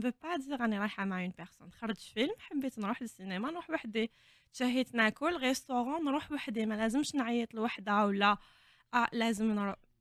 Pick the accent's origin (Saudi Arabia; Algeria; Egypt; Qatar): Algeria; moved away as an adult; now in Ireland; حنا عندنا في الجزائر